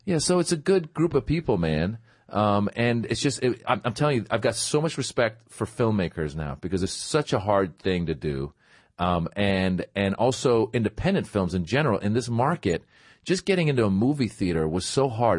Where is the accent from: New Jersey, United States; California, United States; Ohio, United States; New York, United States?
California, United States; Northern; also born or lived in Iran; I grew up in Northern California